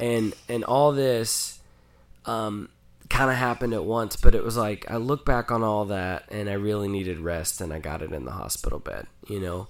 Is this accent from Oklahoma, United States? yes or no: yes; Oklahoma, United States; growing up in Oklahoma and not fitting